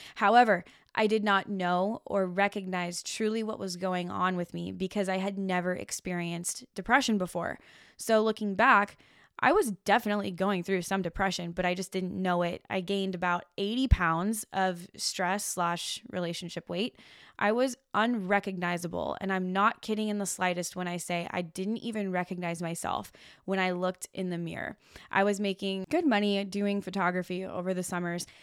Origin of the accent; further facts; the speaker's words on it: Washington, United States; moved away as an adult; also born or lived in Los Angeles; now in Oregon, United States; I was living in my hometown in Washington State